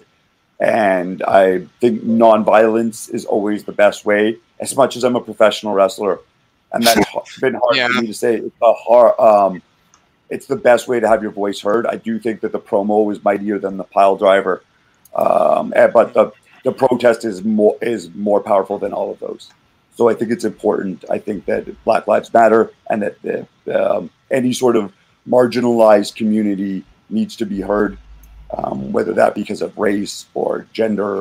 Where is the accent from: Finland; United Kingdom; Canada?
Canada; Calgary, Alberta; now in Vancouver, Canada; I'm from Calgary